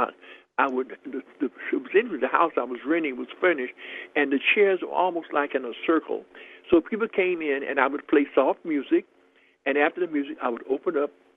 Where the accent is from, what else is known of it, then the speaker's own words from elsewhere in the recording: Houston, Texas, United States; I grew up in Houston, Texas